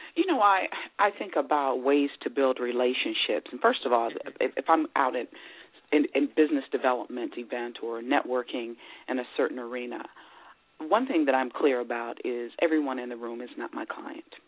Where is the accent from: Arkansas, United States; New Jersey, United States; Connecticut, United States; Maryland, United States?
Maryland, United States; growing up in Maryland, I was surrounded by a community of people